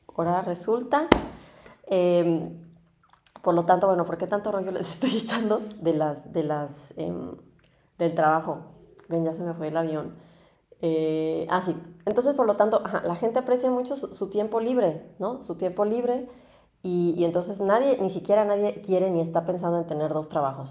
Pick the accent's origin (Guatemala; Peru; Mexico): Mexico; moved away as an adult; now in Germany